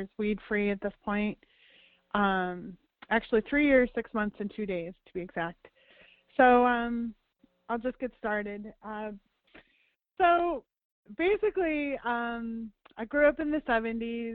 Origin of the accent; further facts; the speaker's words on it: Chicago, Illinois, United States; I grew up outside of Chicago in the suburbs